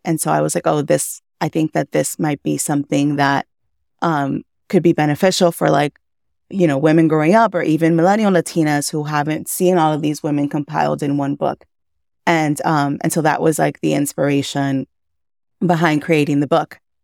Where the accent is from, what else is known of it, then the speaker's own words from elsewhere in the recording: Miami, Florida, United States; also born or lived in Cuba / Massachusetts; I was born in Cuba. I came to the U S when I was four, raised in Miami